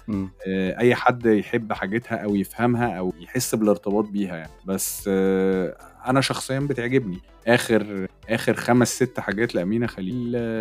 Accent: Egypt; احنا كشعب مصري

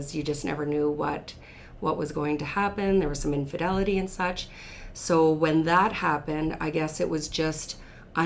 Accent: the Battlefords, Saskatchewan, Canada; born or raised there; also born or lived in Red Deer, Alberta

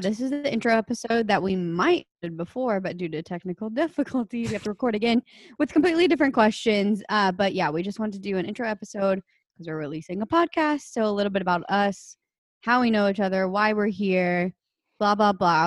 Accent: Alexandria, Louisiana, United States; also born or lived in New Orleans, Louisiana; I grew up in Alexandria, Louisiana.

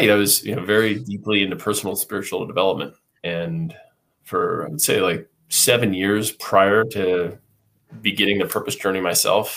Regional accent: United States; I was raised in the United States

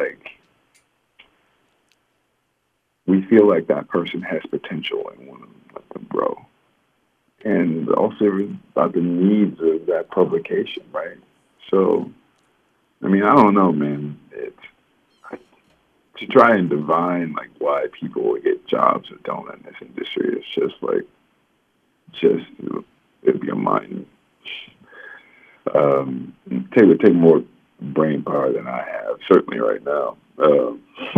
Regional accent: Louisiana, United States; also born or lived in Seattle / New Jersey / Raleigh-Durham; now in Boston, United States; We're all from Louisiana

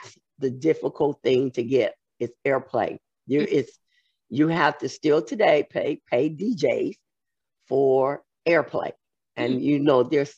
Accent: San Francisco, California, United States; moved away as an adult; also born or lived in Georgia; I'm originally from here. I was from San Francisco.

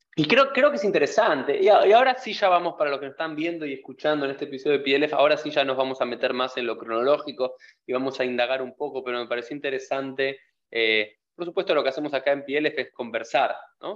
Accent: Argentina; como argentinos

